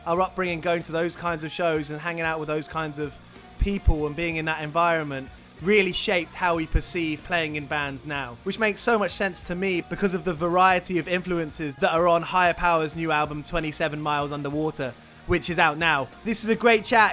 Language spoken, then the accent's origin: English; Aylesbury, South East England, United Kingdom; moved away; also born or lived in Burko; growing up around Aylesbury before moving to Burko